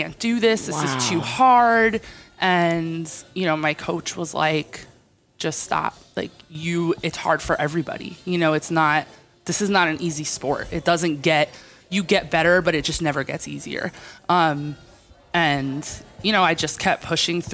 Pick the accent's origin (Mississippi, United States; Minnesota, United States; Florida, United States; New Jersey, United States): New Jersey, United States; Jersey Shore; I am from New Jersey. I'm from the Jersey Shore.